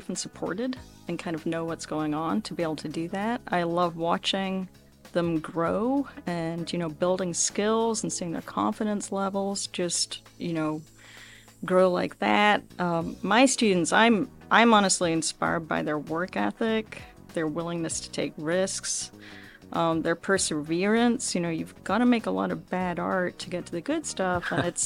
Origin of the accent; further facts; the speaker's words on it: Scotland, United Kingdom; moved away as an adult; also born or lived in Nairobi, Kenya; now in Akron, United States; my background growing up in Scotland